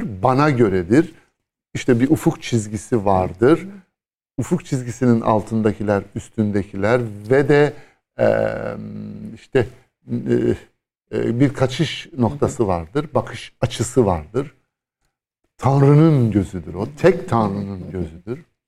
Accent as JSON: {"language": "Turkish", "region": "Istanbul", "country": "Turkey", "said": "bir İstanbullu olarak"}